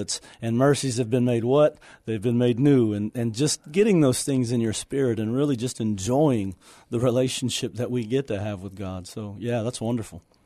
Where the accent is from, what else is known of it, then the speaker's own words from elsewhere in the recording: Houston, Texas, United States; moved away as an adult; got into the wrong, you know, lifestyle and, and situation in Houston